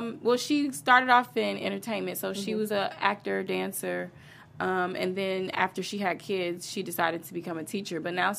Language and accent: English; Chicago, Illinois, United States; accent: a little twang; I'm from Chicago. Chi-town.